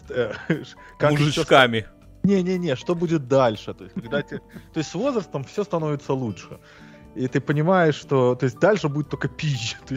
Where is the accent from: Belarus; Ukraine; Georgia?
Belarus; now in United States; я обычный колхозный белорус